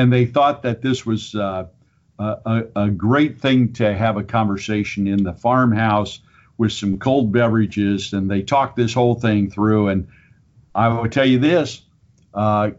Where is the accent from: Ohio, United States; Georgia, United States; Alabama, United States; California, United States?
Ohio, United States; Minster; I am originally from the Minster, Auglaize County area